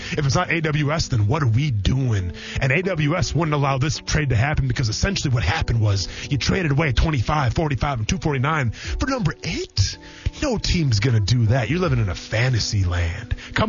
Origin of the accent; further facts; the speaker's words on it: Wisconsin, United States; I'm from Wisconsin